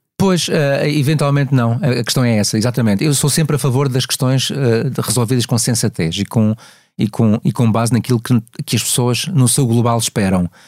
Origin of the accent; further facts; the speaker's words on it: Madeira, Portugal; moved away; esta viagem à Madeira, curiosamente a minha terra natal que eu adoro